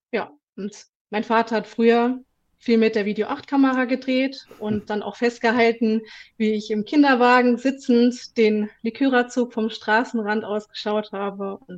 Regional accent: Bonn, North Rhine-Westphalia, Germany; Ich bin in Bonn geboren und aufgewachsen und wohne rechtsrheinisch im schönen Ramersdorf.

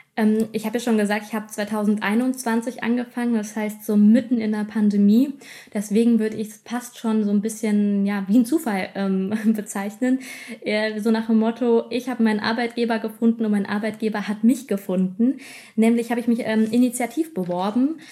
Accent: Wiesbaden, Hesse, Germany; also born or lived in Mainz / Giessen; gebürtig komme ich aus Hessen, aus der wunderschönen Landeshauptstadt ähm, Wiesbaden

